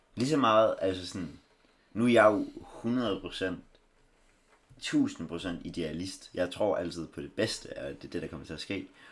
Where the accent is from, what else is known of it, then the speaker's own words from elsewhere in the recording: Denmark; vi er danskere